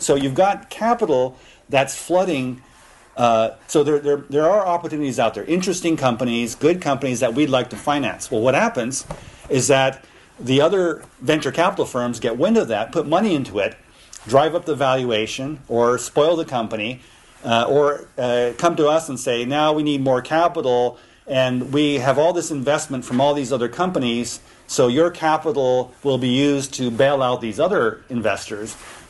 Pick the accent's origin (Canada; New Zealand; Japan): Japan; I'm an American citizen. I was born and raised in Japan.